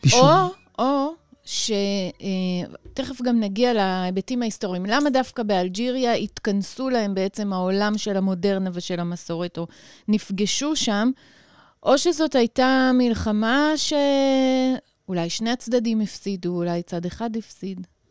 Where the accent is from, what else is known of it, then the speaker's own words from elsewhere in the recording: Jerusalem, Jerusalem District, Israel; אני גם נולדתי בירושלים